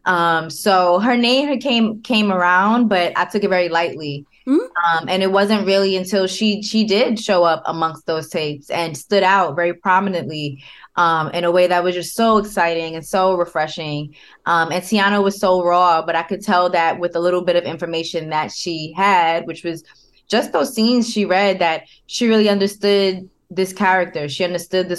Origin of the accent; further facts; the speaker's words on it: New York City, New York, United States; I didn't grow up in Brooklyn. I grew up in Queens